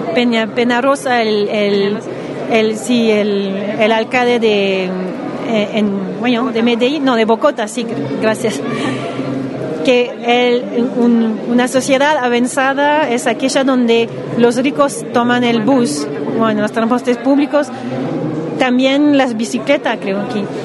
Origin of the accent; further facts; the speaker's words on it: Montreal, Quebec, Canada; Spanish is a second language; soy de Montreal, Canadá